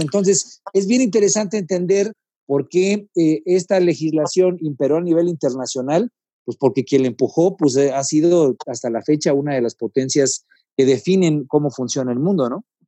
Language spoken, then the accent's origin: Spanish; Guerrero, Mexico; Yo soy del estado de Guerrero